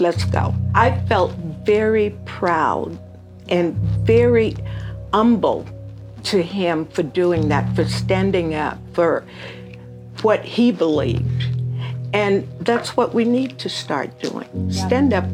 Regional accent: Amarillo, Texas, United States; now in Albuquerque, United States; I grew up in Amarillo

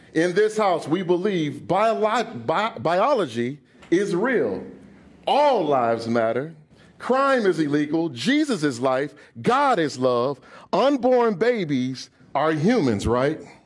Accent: United States; I'm an American.

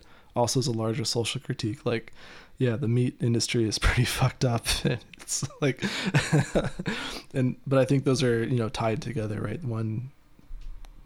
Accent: Ohio, United States; moved away; also born or lived in Michigan; I grew up in Ohio and lived in Michigan

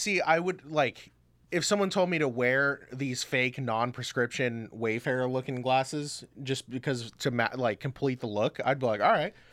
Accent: Orlando, Florida, United States; I was born in Orlando, Florida.

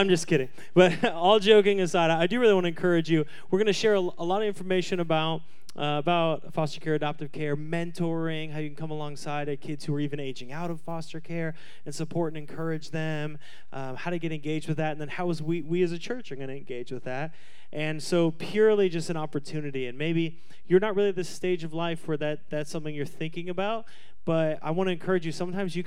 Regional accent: the Northwest, Pacific Northwest, United States; now in Scottsdale, United States; what living in the Northwest is like

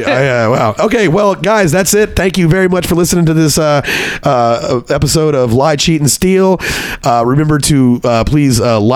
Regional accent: Copperas Cove, Texas, United States; now in Austin, United States; my hometown shares a lot of those. Keep it up, Copper's Cove.

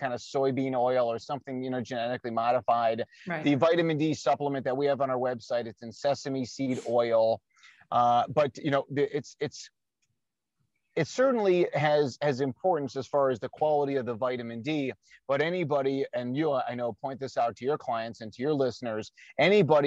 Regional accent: Chicago, Illinois, United States; my hometown of Chicago

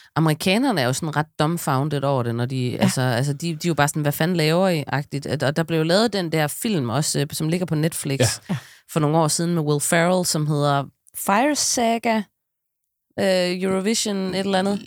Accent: West Jutland, Central Denmark Region, Denmark; jeg er fra Vestjylland

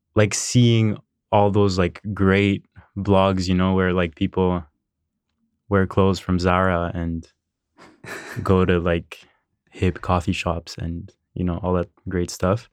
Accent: Montreal, Quebec, Canada; I was born in Montreal, um, raised here.

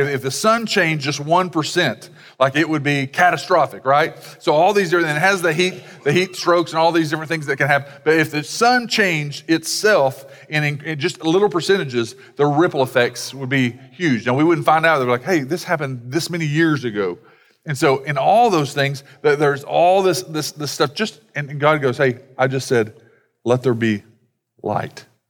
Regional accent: United States; as American Christians

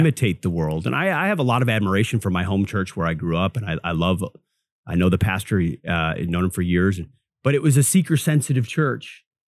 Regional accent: Minnesota, United States; moved away; born and raised in Minnesota, grew up in Baptist church.

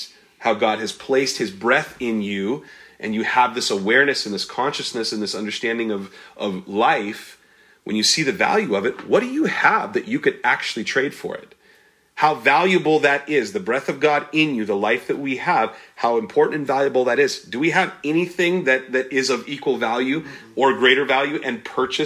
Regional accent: United States; We're American-centric.

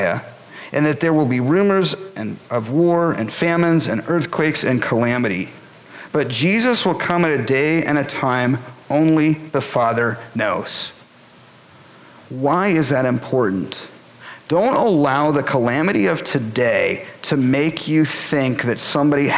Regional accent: Boulder, Colorado, United States; moved away as an adult; I'm from Boulder, Colorado

